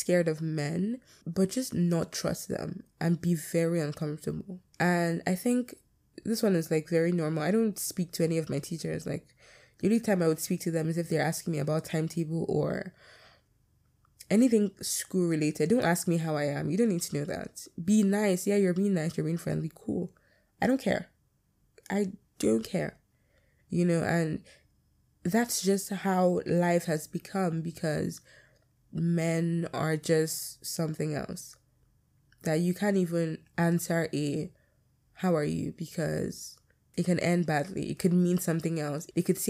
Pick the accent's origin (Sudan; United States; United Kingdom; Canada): United Kingdom; accent: British; My British accent is coming, the thick one that I have.